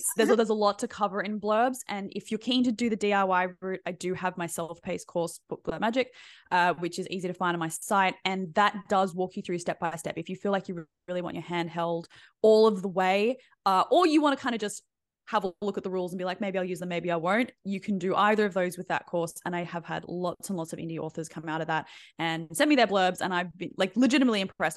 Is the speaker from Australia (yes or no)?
yes; Australia; being Australian